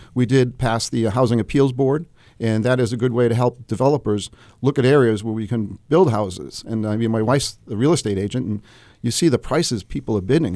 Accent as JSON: {"language": "English", "town": "Manchester", "region": "New Hampshire", "country": "United States", "tie": "born or raised there", "said": "I was born and raised in Manchester."}